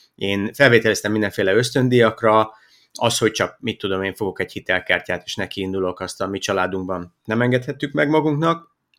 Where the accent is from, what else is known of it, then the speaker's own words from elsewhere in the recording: Hungary; moved away as an adult; also born or lived in Iraq; mi visszajöttünk családostól, amikor én eh, már kisiskolás korú voltam